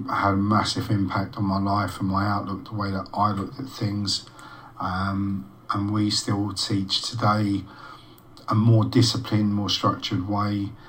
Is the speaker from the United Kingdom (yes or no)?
yes; London, United Kingdom; born or raised there; moved away; also born or lived in March, Cambridgeshire